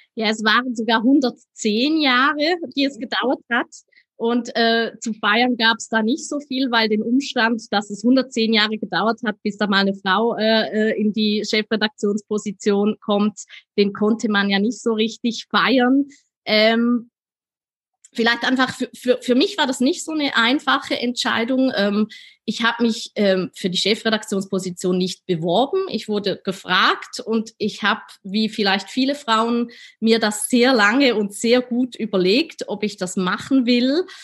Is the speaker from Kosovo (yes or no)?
no; Switzerland; accent: Swiss; meinen Schweizer Akzent